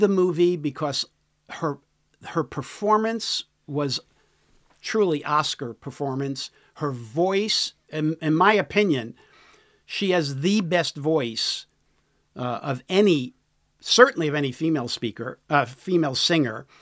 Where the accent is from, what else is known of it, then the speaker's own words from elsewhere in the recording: New York City, New York, United States; now in San Diego, United States; New York City is my, is where I was born and raised, in the city